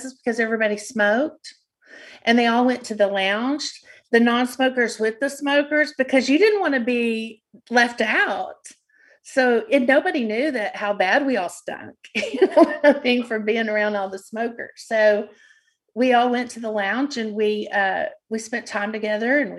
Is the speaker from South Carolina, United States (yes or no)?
no; Odessa, Texas, United States; I loved working in Odessa because I grew up in Odessa and I knew everyone